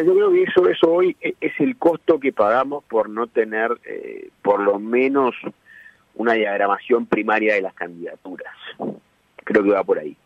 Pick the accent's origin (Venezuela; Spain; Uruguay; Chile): Uruguay